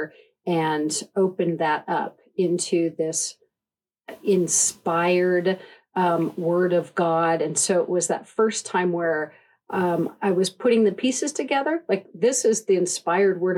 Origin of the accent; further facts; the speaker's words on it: Casper, Wyoming, United States; I grew up in Wyoming, in Casper, Wyoming